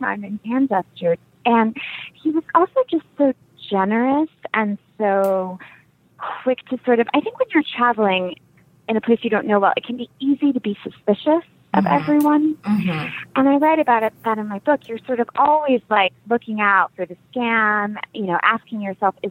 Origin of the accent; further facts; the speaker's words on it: United States; as an American